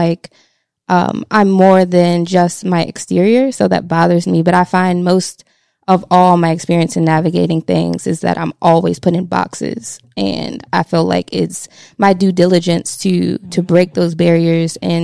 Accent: Baltimore, Maryland, United States; I'm from Baltimore

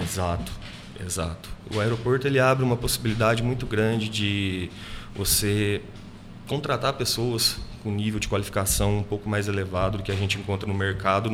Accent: Cristina, Minas Gerais, Brazil; now in Itajubá, Brazil; Sou natural de Cristina, nasci no sítio. Faz uns 14 anos que eu moro aqui em Itajubá.

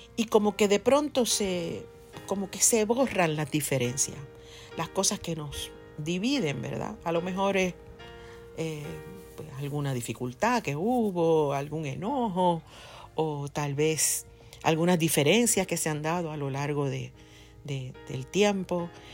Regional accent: Ponce, Puerto Rico; en mi pueblo, por ejemplo, en Ponce, en la parte sur de la isla, de donde yo soy

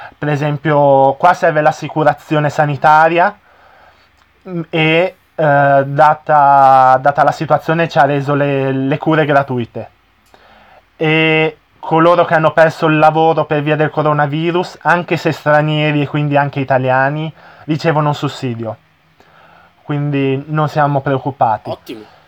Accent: Italy; il mio paese, che magari non, ho, non l'ho viaggiato tantissimo

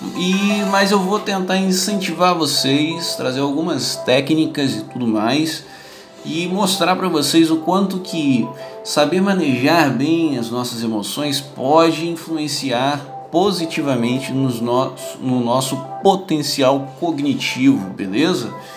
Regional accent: Brazil; aqui no Brasil

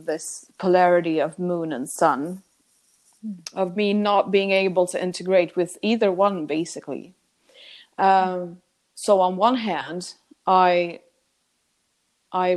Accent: Sweden; I come from a pretty small town in Sweden. And I was born on

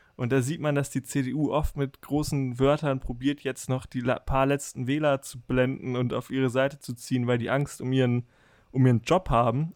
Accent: Germany

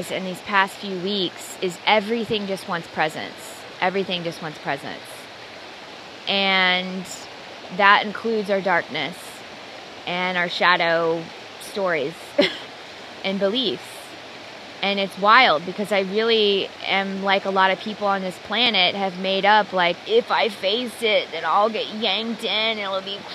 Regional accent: Dallas, Texas, United States; I was born and raised in Dallas, Texas in Christianity

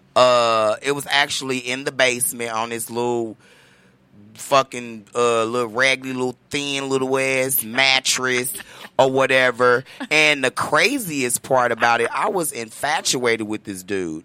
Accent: Chicago, Illinois, United States; moved away; I'm originally from Chicago, Illinois

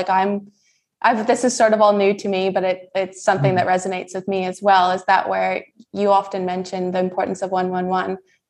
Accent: near Kelowna, British Columbia, Canada; moved away as an adult; now in Bali, Indonesia; I'm actually from Canada

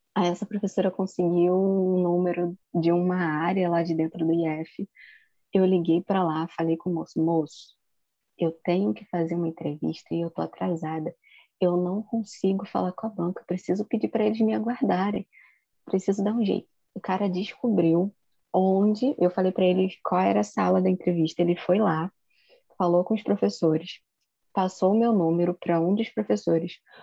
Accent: Rio de Janeiro, Brazil; sou de Campo Grande, zona oeste do Rio de Janeiro

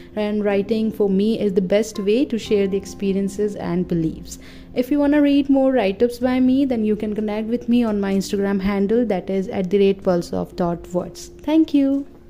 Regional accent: Turkey; I'm from Turkey.

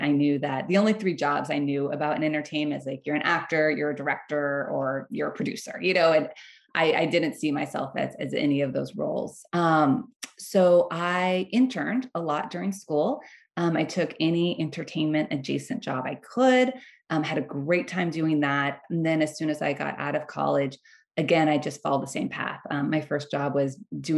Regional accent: Bakersfield, California, United States; I grew up in Bakersfield, California

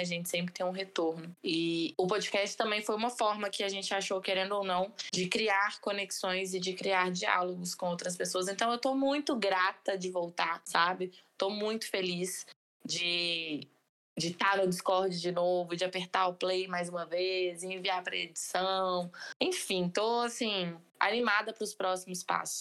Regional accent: Brazil

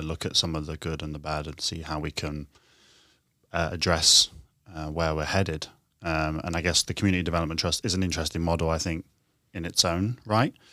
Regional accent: Horncastle, East Midlands, United Kingdom; moved away as an adult; now in London, United Kingdom; I grew up in the East Midlands, in a small town called Horncastle

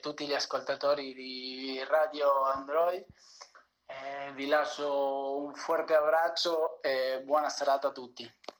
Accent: Argentina; moved away as an adult; also born or lived in Buenos Aires, Argentina / Italy; now in San Marino; io che sono argentino

